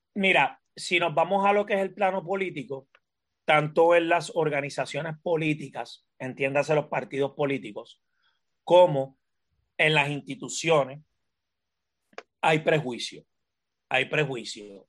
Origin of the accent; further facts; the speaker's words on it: Puerto Rico; yo soy un, un, afrodescendiente o un afropuertorriqueño o un afroboricua, eh, como, como deseen llamarlo. En Arroyo Bichuera soy un puertorriqueño negro